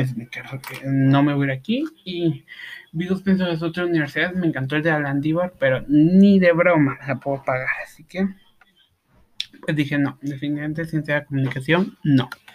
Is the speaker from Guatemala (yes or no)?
yes; Guatemala; en mi país